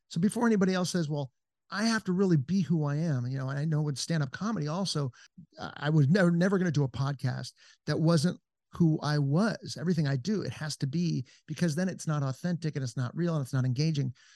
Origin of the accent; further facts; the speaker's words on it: Encino, California, United States; moved away as an adult; also born or lived in Los Angeles; now in Georgetown, Texas, United States; I'm from Encino, California